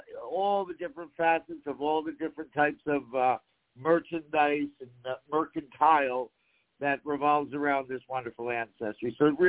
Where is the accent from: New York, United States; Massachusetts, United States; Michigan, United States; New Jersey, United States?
New Jersey, United States; now in California, United States; I come from New Jersey. I was a reluctant transplant. I didn't expect to be out in California. Came from that big Italian family